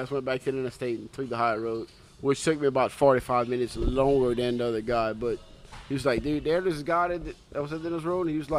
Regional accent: Louisiana, United States; I'm from Louisiana.

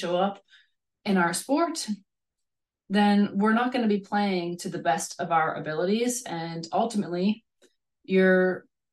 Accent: Canada; moved away as an adult; also born or lived in Hungary / Norway / Kazakhstan; now in Germany; I grew up in Canada

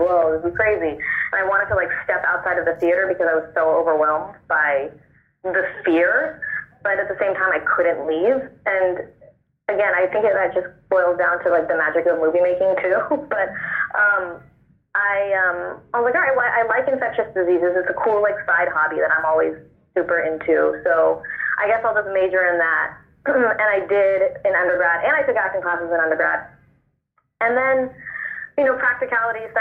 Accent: Oakland, California, United States; moved away as an adult; also born or lived in New York; now in Los Angeles, United States; I moved to New York because I'm from Oakland. I started off in Oakland, moved to New York, and then did the move to LA a few years ago

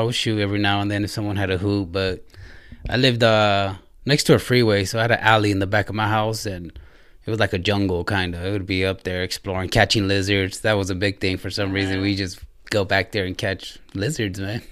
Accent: Ontario, California, United States; moved away as an adult; also born or lived in Redwood City, California; now in Indiana, United States; I moved, uh, started about maybe grade school, elementary in Southern California, in Ontario. So that's where I grew up and spent most of my life there

